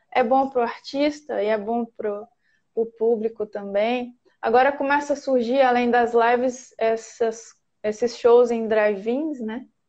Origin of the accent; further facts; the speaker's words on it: Minas Gerais, Brazil; moved away as an adult; Eu saí de Minas, eu tinha 26 anos